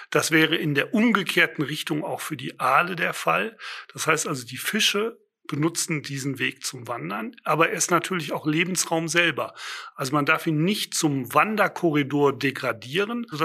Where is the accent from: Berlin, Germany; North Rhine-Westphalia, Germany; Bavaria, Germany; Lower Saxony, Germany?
North Rhine-Westphalia, Germany; Düsseldorf; Also ich bin am Rhein auch aufgewachsen und äh, kenne den Rhein begleitet von großen Schaumbergen äh, in Düsseldorf, Benrath und Urdenbach.